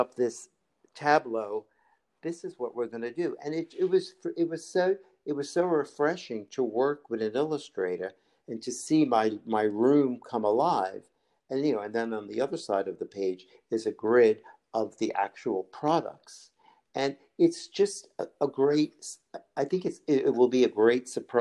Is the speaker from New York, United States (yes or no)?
yes; New York, United States; I grew up in New York